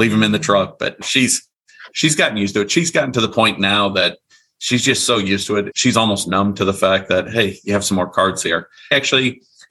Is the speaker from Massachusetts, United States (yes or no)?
no; eastern Iowa, United States; I grew up in Iowa, right in the middle of the country. I was on the eastern part of Iowa.